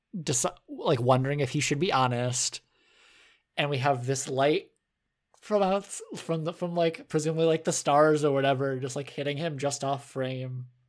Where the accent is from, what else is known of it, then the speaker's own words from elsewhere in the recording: United States; we're American